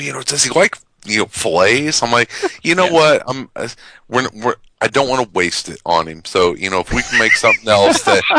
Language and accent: English; Chicago, Illinois, United States; So come on out to my friendly Windy City